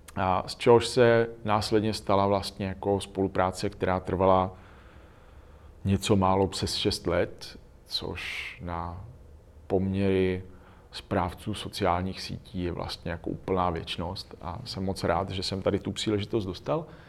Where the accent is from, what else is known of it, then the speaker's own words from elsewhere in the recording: Czechia; my dneska jsme spíš v těch bohatých zemích než v těch chudých zemích